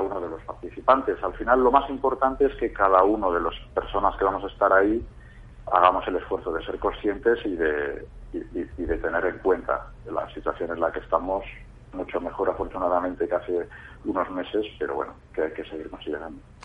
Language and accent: Spanish; Bilbao, Basque Country, Spain; yo soy de Bilbao